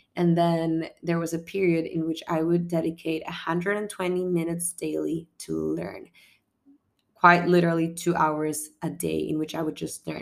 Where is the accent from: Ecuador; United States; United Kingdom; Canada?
Ecuador; moved away; I come from Ecuador